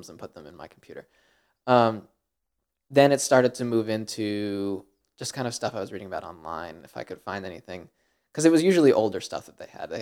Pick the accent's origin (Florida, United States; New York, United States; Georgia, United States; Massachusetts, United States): New York, United States; Chappaqua; I'm from just outside of New York City. I'm from Westchester, like an hour train ride outside